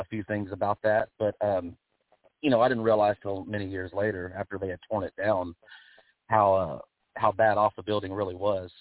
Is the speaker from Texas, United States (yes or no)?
yes; Texas, United States; I grew up on Houston wrestling down here in Texas